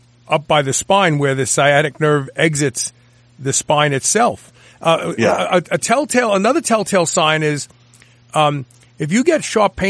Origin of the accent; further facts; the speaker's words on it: New York City, New York, United States; I'm from Brooklyn. I pronounce words very, very different than the normal people